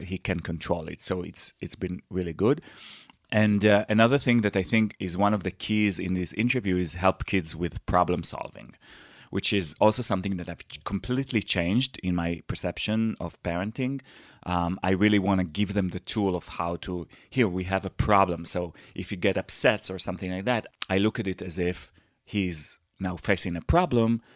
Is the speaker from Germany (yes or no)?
no; Israel